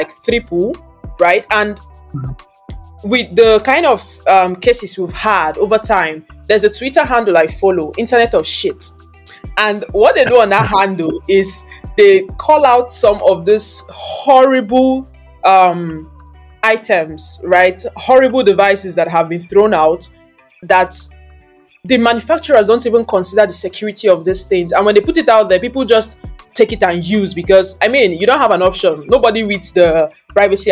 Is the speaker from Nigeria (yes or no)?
yes; Anambra, Nigeria; I'm from the eastern part of the world. It's a part of Nigeria. I'm from Anambra State.